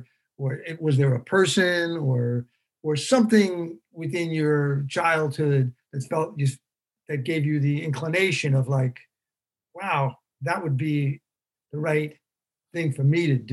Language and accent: English; New York City, New York, United States; also born or lived in Rosedale, Queens; I am from Hollis